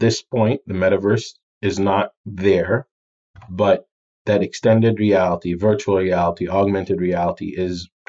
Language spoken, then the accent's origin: English; United Arab Emirates; moved away; also born or lived in Jordan; I'm from Jordan in the Middle East, and I grew up in the UAE, Dubai, Abu Dhabi area